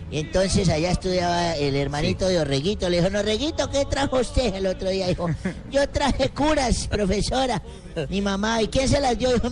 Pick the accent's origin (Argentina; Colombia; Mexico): Colombia; me emocionaba escuchar ese disco. Soy colombiano.